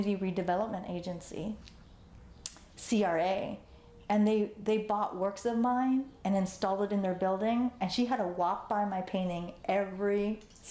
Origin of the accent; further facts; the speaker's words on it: Los Angeles, California, United States; also born or lived in Cambodia / Vietnam; And I grew up in Chinatown, you know, that's where I grew up